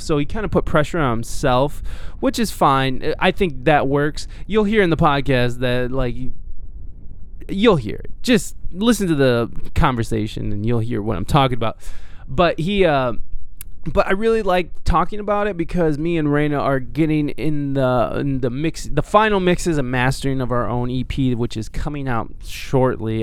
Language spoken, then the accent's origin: English; Toledo, Ohio, United States; moved away; also born or lived in San Diego; I'm from this weird little Ohio Toledo. It's called Toledo